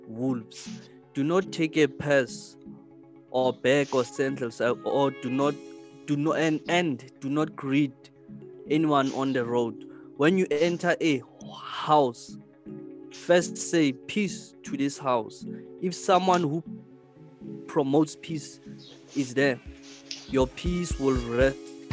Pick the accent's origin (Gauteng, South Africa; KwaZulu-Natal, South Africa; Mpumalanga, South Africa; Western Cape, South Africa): Gauteng, South Africa; Soweto; I'm from Soweto